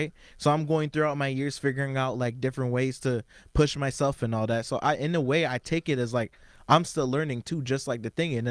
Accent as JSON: {"language": "English", "town": "Ottawa", "region": "Ontario", "country": "Canada", "tie": "born or raised there", "said": "I was born in Ottawa"}